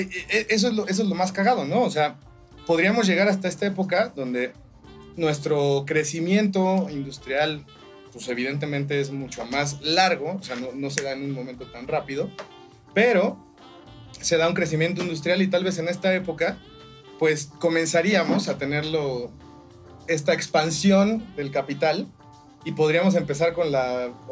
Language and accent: Spanish; Mexico